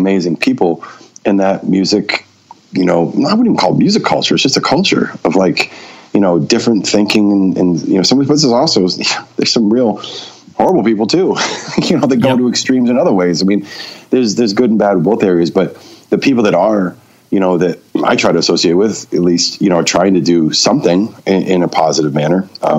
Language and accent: English; Maine, United States; Yeah, I was born and raised in Maine.